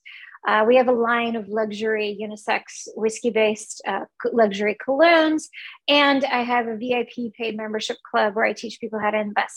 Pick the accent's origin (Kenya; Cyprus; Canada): Cyprus; moved away; also born or lived in Kuwait / India; I was born in Kuwait in the Middle East, and I grew up on a Greek island, Cyprus, but we're Indian. My family is from India